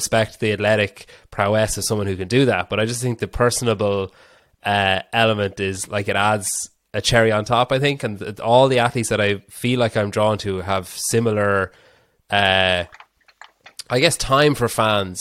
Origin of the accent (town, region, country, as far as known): Ireland